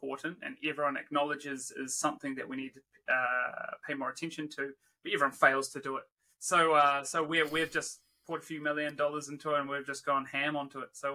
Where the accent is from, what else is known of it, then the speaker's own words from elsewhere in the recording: New Zealand; also born or lived in Wollongong, Australia / Perth, Australia / Leeds, United Kingdom; now in Brisbane, Australia; Born and raised in New Zealand